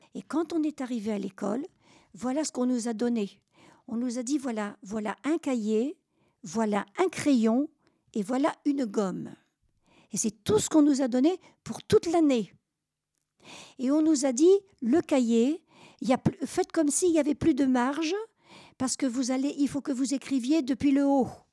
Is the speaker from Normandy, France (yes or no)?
yes; Normandy, France; je suis normande